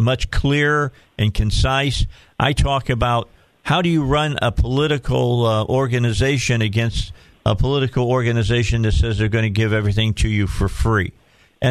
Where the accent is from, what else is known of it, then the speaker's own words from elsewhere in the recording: Indiana, United States; moved away; I'm originally from Indiana.